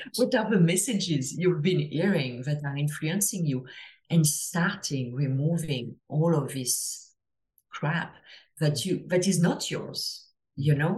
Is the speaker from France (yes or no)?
yes; France; English is a second language; now in Toronto, Canada; as I'm sure you can hear to my accent, I'm, I'm from France originally, but I live uh, I live in Toronto